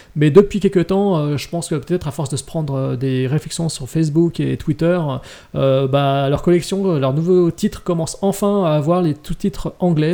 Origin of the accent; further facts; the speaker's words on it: France; chez nous, en France